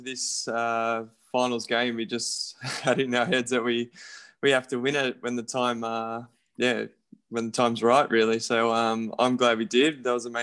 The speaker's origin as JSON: {"language": "English", "town": "Raby", "region": "New South Wales", "country": "Australia", "tie": "born or raised there", "said": "I'm from Raby, so they're our closest team. So, played with them from the age of 5 to about 9."}